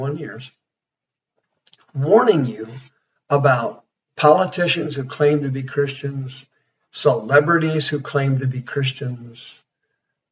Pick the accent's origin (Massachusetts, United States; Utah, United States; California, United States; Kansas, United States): Kansas, United States; now in Arizona, United States; I'm from Kansas